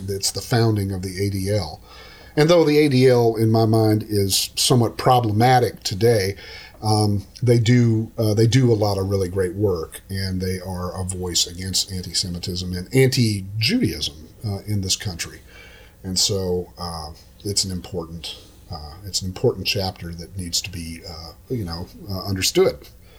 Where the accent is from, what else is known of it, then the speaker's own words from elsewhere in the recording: Oklahoma, United States; now in Texas, United States; I'm from Oklahoma. This happens all the time. I'm from Oklahoma. So I call them tornadoes.